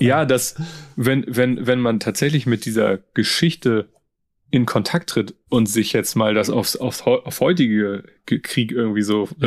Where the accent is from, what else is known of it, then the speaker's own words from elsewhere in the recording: Germany; Als, als Deutscher und Europäer